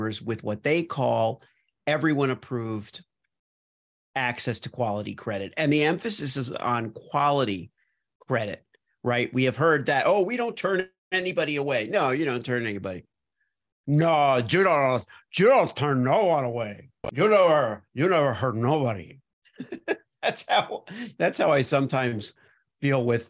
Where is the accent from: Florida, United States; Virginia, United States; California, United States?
Florida, United States; Miami; also born or lived in New York / Los Angeles; now in Iowa, United States; so I grew up in Miami and then I moved to New York